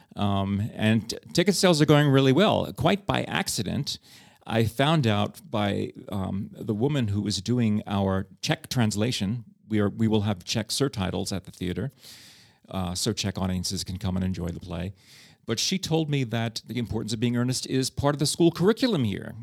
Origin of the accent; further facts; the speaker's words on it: New York City, New York, United States; moved away as an adult; now in Prague, Czech Republic; I grew up with as a New Yorker